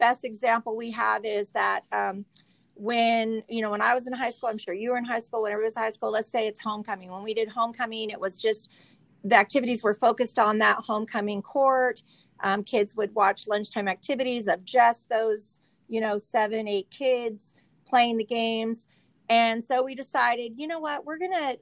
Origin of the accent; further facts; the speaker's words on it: Visalia, California, United States; I am from Visalia, product of the USD, graduate of Mount Whitney